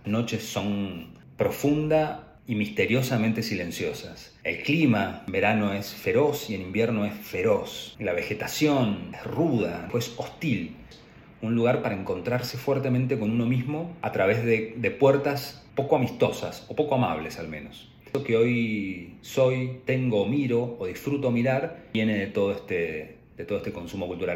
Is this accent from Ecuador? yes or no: no; Trelew, Chubut, Argentina; Yo nací en la Patagonia, Chubut, específico en la ciudad de Trelew